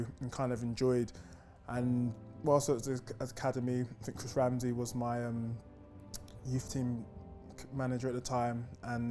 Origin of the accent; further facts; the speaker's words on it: London, United Kingdom; Growing up in North London